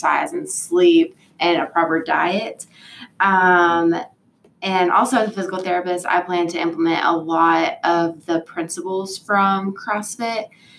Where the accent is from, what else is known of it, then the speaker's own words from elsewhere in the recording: Fayetteville, North Carolina, United States; moved away; I'm originally from Fayetteville, which is right where Fort Bragg is.